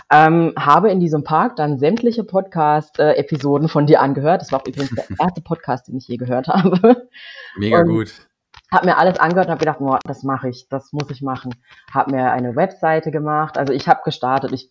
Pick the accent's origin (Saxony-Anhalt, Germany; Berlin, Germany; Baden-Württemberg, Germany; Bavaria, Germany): Baden-Württemberg, Germany; Freiburg; moved away as an adult; Also meine Mutter, die wohnt in Freiburg. Ich bin auch in Freiburg geboren und aufgewachsen, habe Freiburg mit 19 verlassen